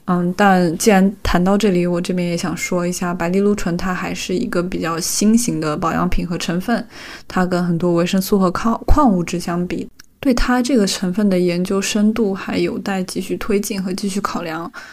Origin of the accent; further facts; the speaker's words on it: China; 就酒文化对于我们中国人的意义。是没有办法被轻易抹除掉的。